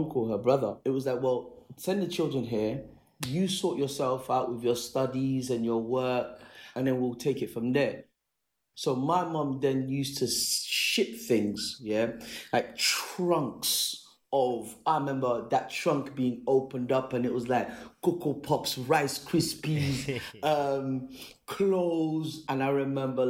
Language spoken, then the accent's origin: English; Sierra Leone; moved away; also born or lived in United Kingdom; born in the UK and then went to live back home in Sierra Leone when I was about 2